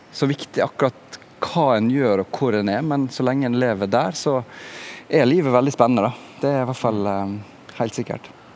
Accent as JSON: {"language": "Norwegian", "area": "Sunnmøre", "region": "Møre og Romsdal", "country": "Norway", "tie": "born or raised there", "also_born_or_lived": "Bergen", "moved": "yes", "lives_now": "Oslo, Norway", "said": "Jeg vokste opp på Sunnmøre, ei lita bygd der ute forbi Ålesund."}